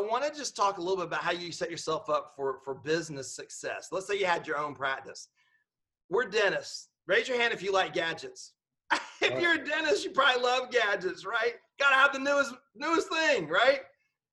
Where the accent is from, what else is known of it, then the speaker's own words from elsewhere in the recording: Georgia, United States; I'm just from Georgia